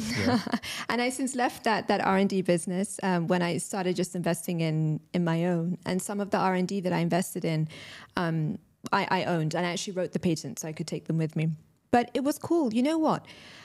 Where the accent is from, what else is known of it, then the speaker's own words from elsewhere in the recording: Pakistan; But a lot of Pakistani people, you know, obviously I'm Pakistani, so people in the community.